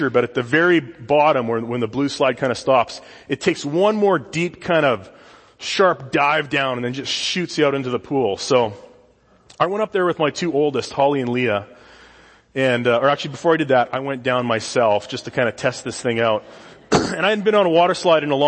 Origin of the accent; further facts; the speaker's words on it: Saskatoon, Saskatchewan, Canada; moved away as an adult; now in California, United States; This is the South Saskatchewan River in my hometown in Saskatoon